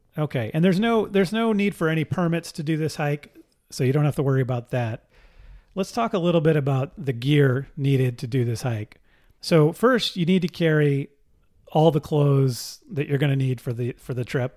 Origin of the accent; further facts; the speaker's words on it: Pacifica, California, United States; I grew up in Pacifica, California, just south of San Francisco.